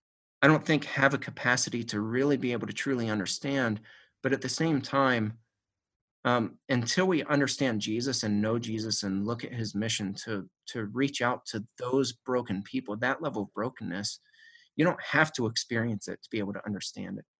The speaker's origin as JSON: {"language": "English", "town": "Shanksville", "region": "Pennsylvania", "country": "United States", "tie": "born or raised there", "said": "Mom still lives in the house that we grew up in Shanksville"}